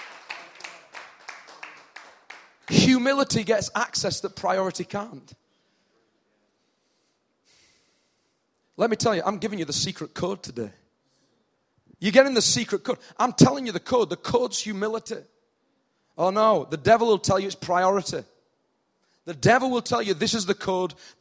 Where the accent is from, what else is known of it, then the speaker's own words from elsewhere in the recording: United Kingdom; accent: northern; In my northern accent